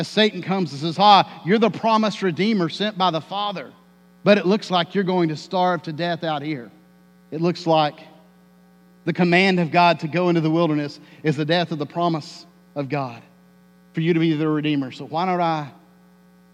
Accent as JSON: {"language": "English", "region": "Tornado Alley", "country": "United States", "tie": "born or raised there", "said": "I grew up in Tornado Alley"}